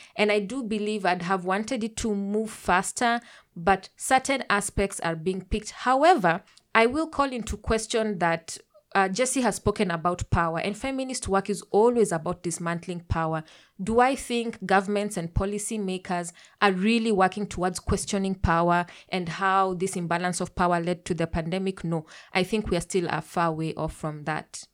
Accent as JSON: {"language": "English", "country": "Kenya", "said": "I'm a Kenyan queer pan-African feminist"}